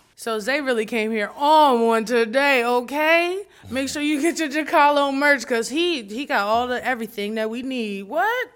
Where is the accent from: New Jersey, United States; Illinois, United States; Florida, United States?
New Jersey, United States; I'm from Jersey